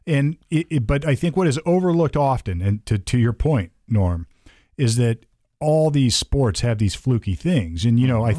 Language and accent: English; Sunbury, Ohio, United States; I came from Sunbury, Ohio